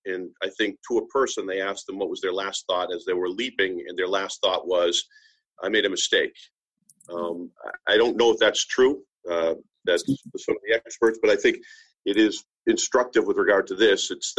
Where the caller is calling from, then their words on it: Massachusetts, United States; And again, we're joining from Massachusetts. We're actually exploring the opportunity to use Project ECHO system up here in Massachusetts with the GE Foundation.